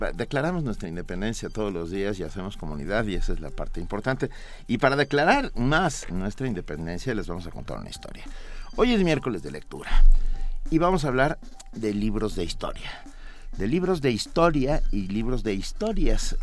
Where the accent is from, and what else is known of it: Mexico